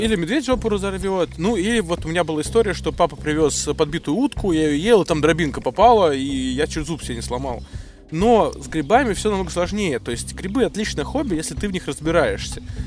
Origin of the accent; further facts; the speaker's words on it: Moscow, Russia; я из Москвы